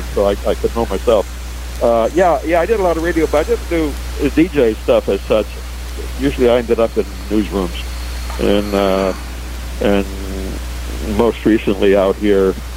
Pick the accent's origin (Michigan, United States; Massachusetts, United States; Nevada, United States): Michigan, United States; Detroit; moved away as an adult; also born or lived in Ohio; now in California, United States; I'm from Detroit, from Michigan and Ohio. Spent 40 years of my life out there